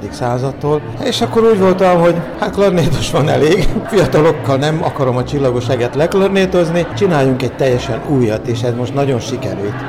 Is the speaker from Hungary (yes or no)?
no; Senta, Vojvodina, Serbia; most zentán élek, zentai vagyok